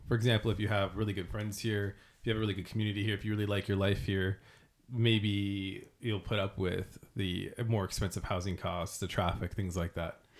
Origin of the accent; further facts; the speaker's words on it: California, United States; I was from California